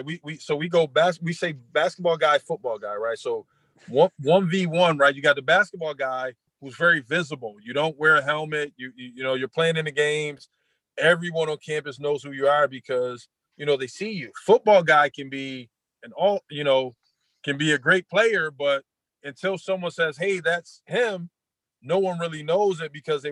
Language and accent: English; Buffalo, New York, United States; I'm from Buffalo.